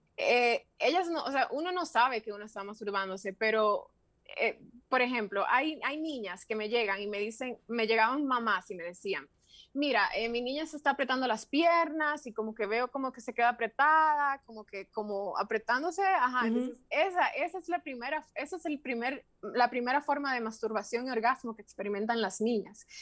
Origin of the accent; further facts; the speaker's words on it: Santiago de los Caballeros, Santiago, Dominican Republic; moved away as an adult; also born or lived in Santo Domingo / Madrid; Yo soy oriunda de Santiago. Em, yo viví en Santiago los primeros 21 años de mi vida